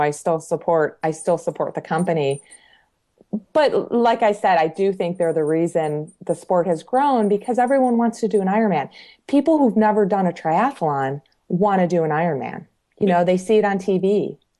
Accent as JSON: {"language": "English", "region": "Michigan", "country": "United States", "also_born_or_lived": "Colorado", "moved": "yes", "lives_now": "Georgia, United States", "said": "I'm originally from Michigan, moved to Colorado in 1995. So I was in Colorado for 21 years."}